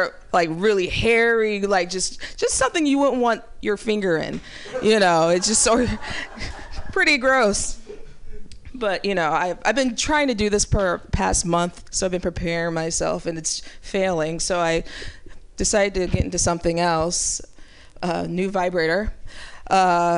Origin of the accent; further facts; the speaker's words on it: Ferguson, Missouri, United States; growing up in Ferguson, Missouri